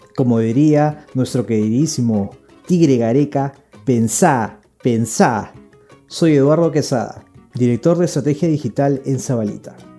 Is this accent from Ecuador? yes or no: no; Peru; somos peruanos